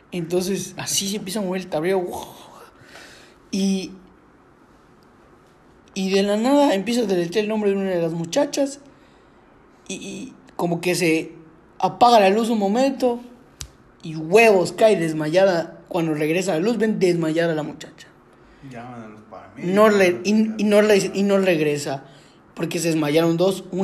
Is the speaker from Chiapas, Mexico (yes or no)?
no; Yucatán, Mexico; nosotros somos de Yucatán